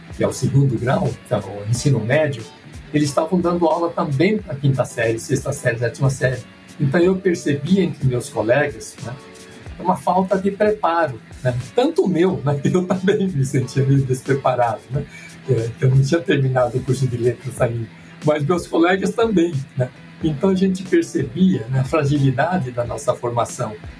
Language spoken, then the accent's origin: Portuguese; Duartina, São Paulo, Brazil; moved away as an adult; also born or lived in Marília; now in São Paulo, Brazil; Sou de Duartina